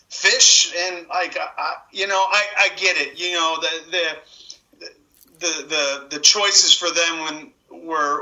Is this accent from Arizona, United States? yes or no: no; Central Valley, California, United States; settled in the Central Valley. And that's where I grew up